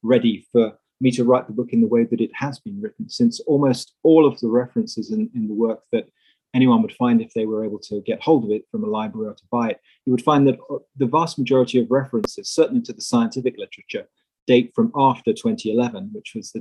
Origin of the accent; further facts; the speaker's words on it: England, United Kingdom; moved away as an adult; also born or lived in Netherlands / Cincinnati, United States; now in United States; I'm originally English, although I now live and work in the USA